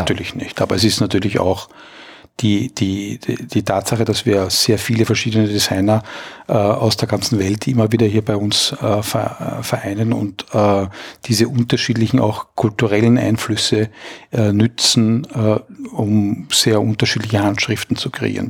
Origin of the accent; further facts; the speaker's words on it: Austria; als Österreicher